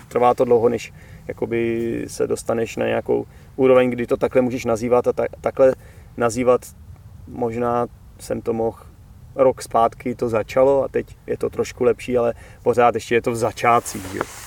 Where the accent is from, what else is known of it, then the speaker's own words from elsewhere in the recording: Czechia; moved away; já už třeba nedokážu být zpátky zase ten Čech